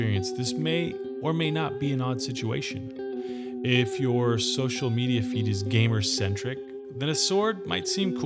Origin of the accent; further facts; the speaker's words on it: Gilroy, California, United States; my hometown of Gilroy, California